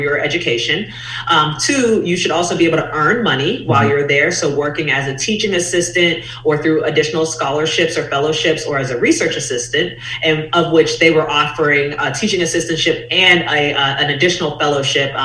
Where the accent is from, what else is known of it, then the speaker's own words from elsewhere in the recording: Pittsburgh, Pennsylvania, United States; moved away as an adult; also born or lived in Tennessee / Chicago, Illinois; I'm originally from Pittsburgh, Pennsylvania